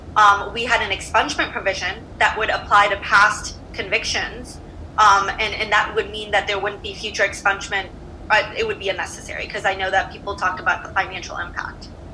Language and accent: English; Detroit, Michigan, United States; now in Virginia, United States; I'm from Detroit